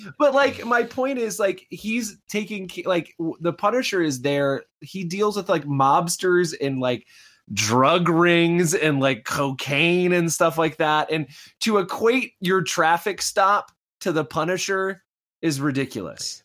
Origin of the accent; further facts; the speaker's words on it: Midwest, United States; I grew up in the Midwest